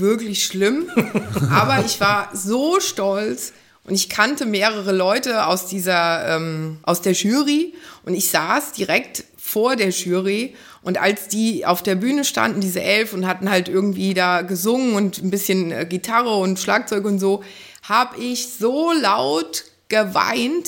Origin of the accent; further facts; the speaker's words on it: Wiesbaden, Hesse, Germany; ich habe in Wiesbaden, da komme ich her, einen Blumenladen gehabt